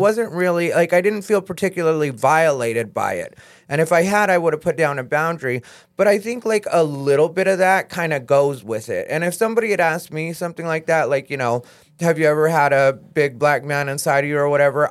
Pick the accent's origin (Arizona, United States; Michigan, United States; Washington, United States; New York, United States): Arizona, United States; I'm from Arizona